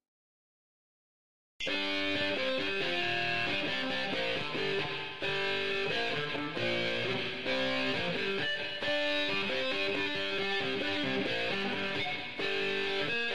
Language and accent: English; Ohio, United States; the beautiful state of Ohio, my home state